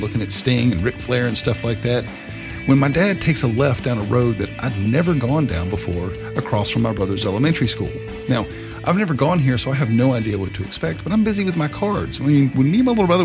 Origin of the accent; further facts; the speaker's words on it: the South, United States; I'm from the South. I've lived here my entire life